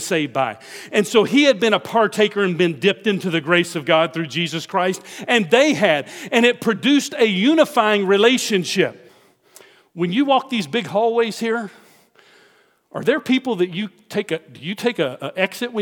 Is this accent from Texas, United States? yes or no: yes; Houston, Texas, United States; where are you from? Houston.